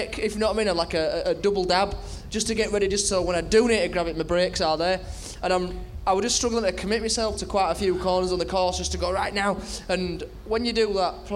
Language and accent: English; Bradford, Yorkshire and the Humber, United Kingdom; I'm from Bradford